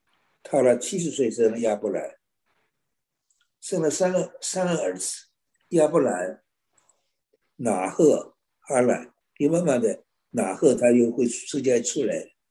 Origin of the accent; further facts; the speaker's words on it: China; 我想着真是赶不上我们中国人聪明。